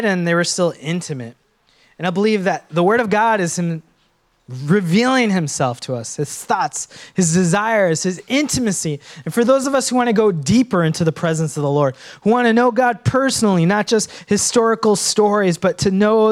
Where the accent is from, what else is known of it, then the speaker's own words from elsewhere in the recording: Minnesota, United States; Now, I was born in Minnesota, and I went back to my motherland, Sri Lanka